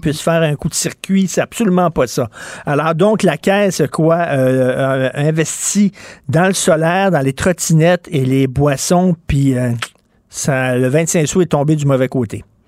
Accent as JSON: {"language": "French", "town": "Montreal", "region": "Quebec", "country": "Canada", "said": "je viens de Verdun"}